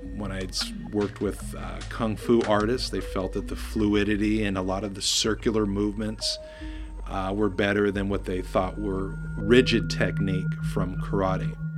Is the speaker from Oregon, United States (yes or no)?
yes; Oregon, United States; also born or lived in Bay Area, California; We, we moved up from the Bay Area and uh, having uh, biracial parents at that time was not uh, a very popular thing in Oregon.